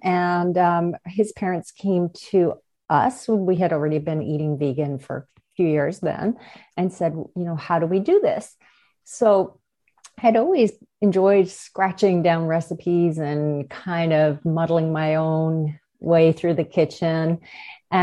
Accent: Newfoundland and Labrador, Canada; We are from Newfoundland, and we were in a small town.

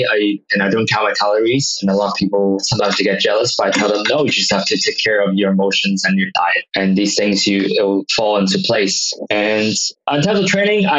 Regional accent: Hong Kong; also born or lived in United States; I grew up in Hong Kong

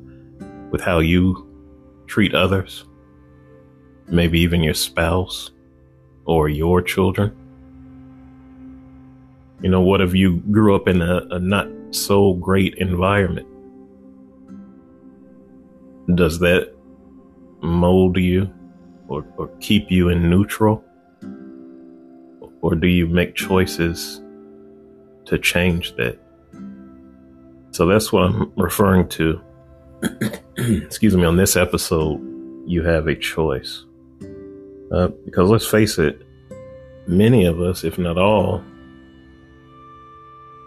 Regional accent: Chicago, Illinois, United States; I was born in Chicago

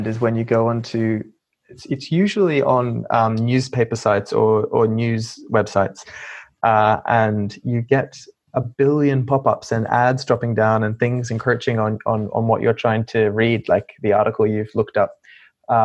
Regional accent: Australia; moved away as an adult; now in United Kingdom; I'm from Australia, as you probably could have told.

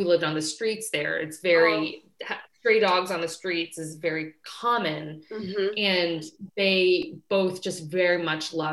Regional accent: Kansas, United States; I was born and raised in Kansas

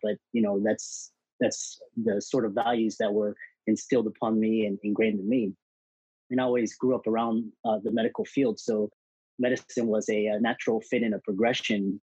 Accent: Houston, Texas, United States; I grew up in Houston, Texas

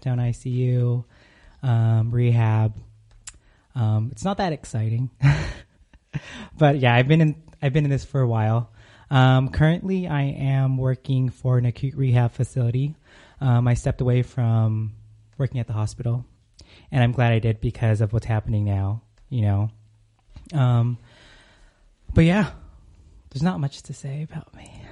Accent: California, United States; moved away as an adult; now in Arizona, United States

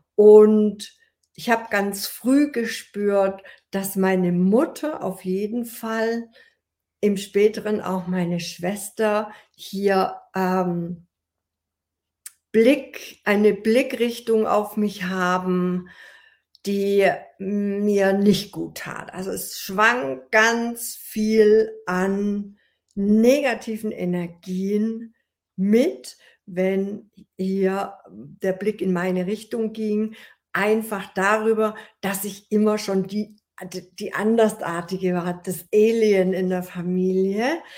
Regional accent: Ulm, Baden-Württemberg, Germany; ich wollte die Schauspielschule hier an meinem Heimatort in Ulm besuchen

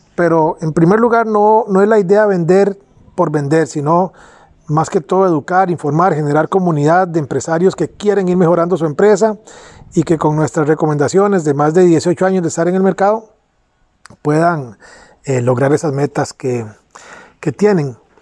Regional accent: Pérez Zeledón, San José, Costa Rica; nací en Pérez Celedón, al sur de Costa Rica

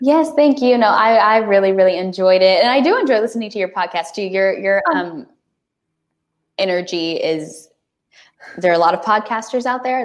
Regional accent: Texas, United States; I'm a Texan, like through and through

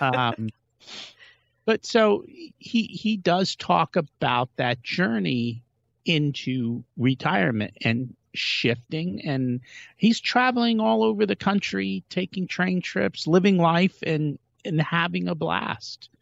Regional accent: India; we're from India

